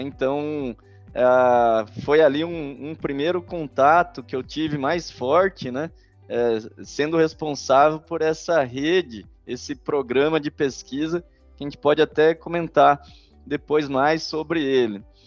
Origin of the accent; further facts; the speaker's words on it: Bragança Paulista, São Paulo, Brazil; also born or lived in Atibaia; Eu sou nascido em Atibaia, no interior de São Paulo, e fui criado em Bragança Paulista e São Paulo, capital